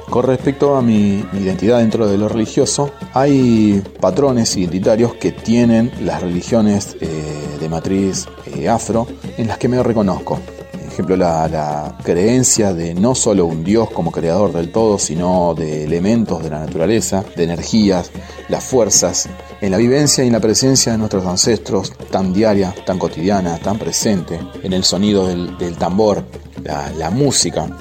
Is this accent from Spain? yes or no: no; San José, Entre Ríos, Argentina; soy de San José Entre Ríos